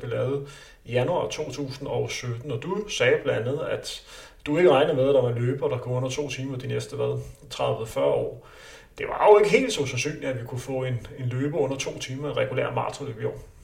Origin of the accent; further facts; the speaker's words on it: Denmark; vi er danskere